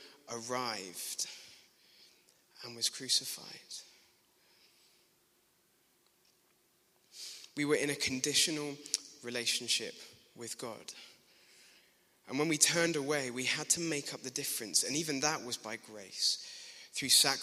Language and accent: English; Glasgow, Scotland, United Kingdom; accent: Glaswegian; At school, I grew up in Glasgow